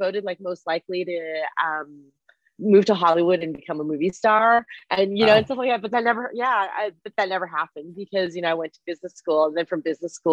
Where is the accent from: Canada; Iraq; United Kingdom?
Canada; first language Mandarin Chinese; English is a second language; now in United States; I am Chinese, but I was born and raised in Canada before I moved to the States.